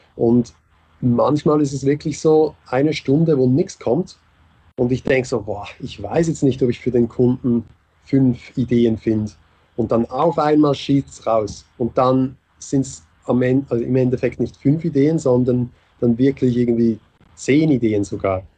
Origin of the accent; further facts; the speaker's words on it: Switzerland; moved away as an adult; now in Vienna, Austria; Ich bin Schweizer, der in Wien wohnt. der nach Wien gekommen ist. Aber schon, also Schweizer und seit vier Jahren in Wien